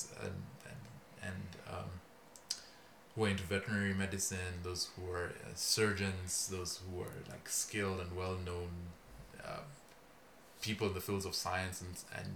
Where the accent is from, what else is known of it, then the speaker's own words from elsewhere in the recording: Kenya; moved away; I'm from Kenya, out east, so out by the Horn of Africa, in a wonderful little country known as Kenya. I grew up, was born there, grew up there